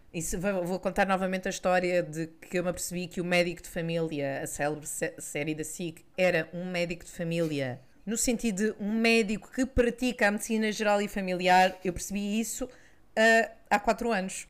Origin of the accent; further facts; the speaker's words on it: Lisbon, Portugal; accent: Lisbon; o nosso sotaque é muito lisboeta, com muito X em todo lado